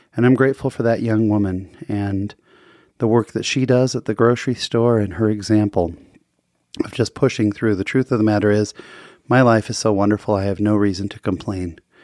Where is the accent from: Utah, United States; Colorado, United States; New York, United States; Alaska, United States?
Utah, United States; I'm from Utah